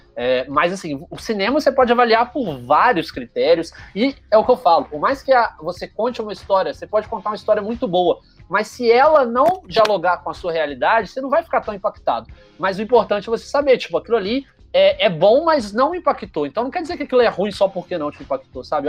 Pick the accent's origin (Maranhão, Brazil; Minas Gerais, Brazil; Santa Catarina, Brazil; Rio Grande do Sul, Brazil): Minas Gerais, Brazil; Juiz de Fora; eu sou de Juiz de Fora